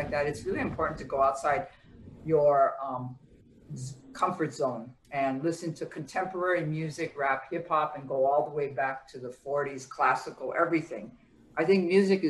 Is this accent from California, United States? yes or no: no; Honolulu, Hawaii, United States; moved away as an adult; now in New York City, United States; I'm actually born and raised in Honolulu, biracial